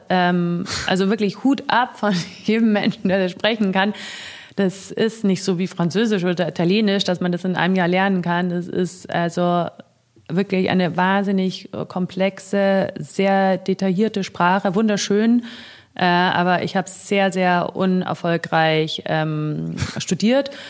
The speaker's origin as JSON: {"language": "German", "country": "Germany", "said": "weil ich bin eine Deutsche und ich glaube, ich war auch die einzige Deutsche jemals, die da gearbeitet hat."}